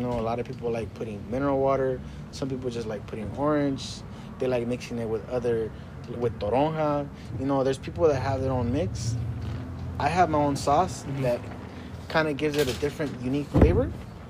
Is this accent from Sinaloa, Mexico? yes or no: no; Jalisco, Mexico; We're from I'm from Jalisco, though. You know, like, that's where my family's from.